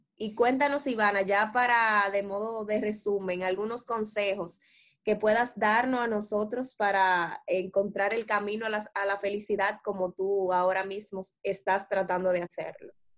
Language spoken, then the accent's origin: Spanish; Dominican Republic; nosotros como dominicanos